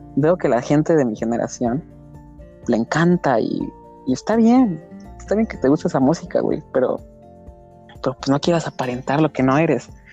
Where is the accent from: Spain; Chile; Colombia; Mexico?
Mexico